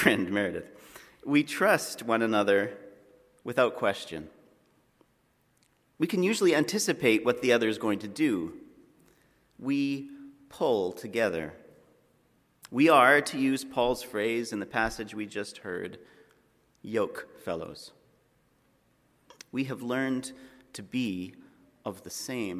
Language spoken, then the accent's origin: English; Alberta, Canada; I'm from Alberta